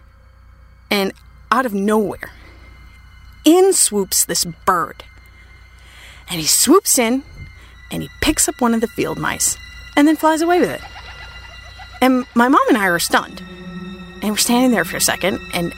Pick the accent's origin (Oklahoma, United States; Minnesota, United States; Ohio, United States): Minnesota, United States; I grew up in Minnesota